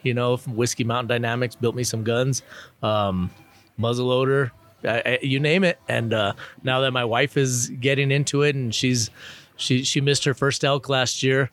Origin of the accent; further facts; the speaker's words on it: Albuquerque, New Mexico, United States; I'm from Albuquerque, New Mexico.